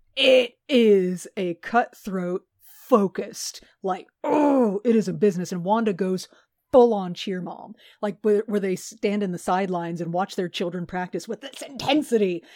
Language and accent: English; Texas, United States; we both grew up in Texas